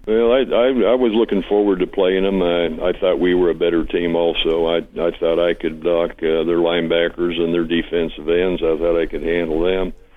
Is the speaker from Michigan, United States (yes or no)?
yes; Detroit, Michigan, United States; moved away as an adult; also born or lived in Dallas; I was raised in Detroit